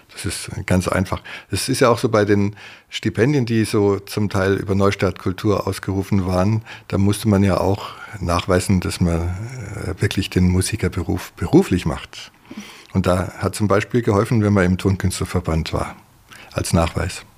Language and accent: German; Ehingen, Baden-Württemberg, Germany; also born or lived in Tegernsee, Bavaria; ich bin in Ehingen Donau zur Schule gegangen